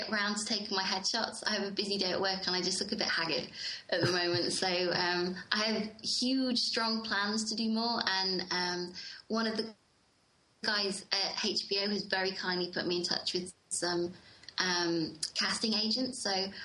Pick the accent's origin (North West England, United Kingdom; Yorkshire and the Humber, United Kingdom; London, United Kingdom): North West England, United Kingdom; Manchester; I'm from Manchester originally, so it was filmed on my own turf